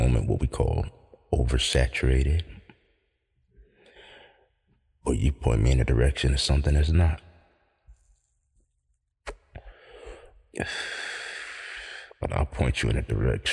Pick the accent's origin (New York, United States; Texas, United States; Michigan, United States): New York, United States; Central; Born and raised in Central New York